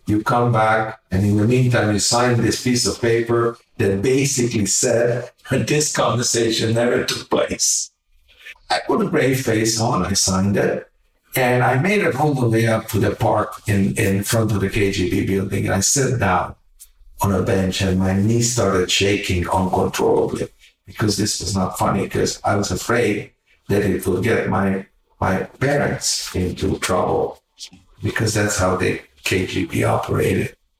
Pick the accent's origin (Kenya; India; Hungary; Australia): Hungary; English is a second language; moved away; also born or lived in Canada; my house back in Hungary, my parents always invited the poorest people off the street for Shabbat dinners